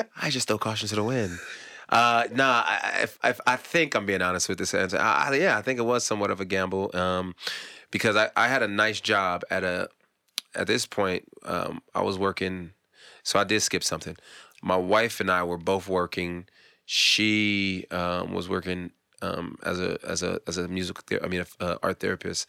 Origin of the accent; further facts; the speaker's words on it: California, United States; moved away as an adult; now in Atlanta, United States; I grew up in California